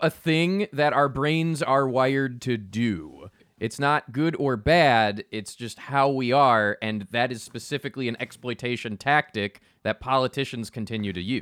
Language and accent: English; United States; as an American